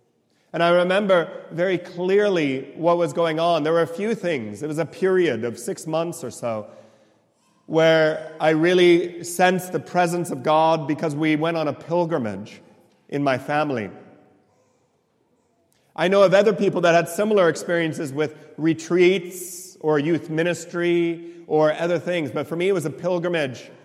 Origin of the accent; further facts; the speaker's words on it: right next to San Francisco, in the Silicon Valley, California, United States; I was born and raised in California